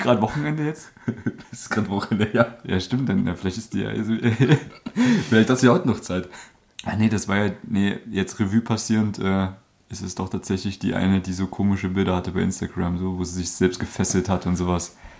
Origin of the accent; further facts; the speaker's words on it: Germany; moved away; da wo ich geboren bin, da steht ein Baum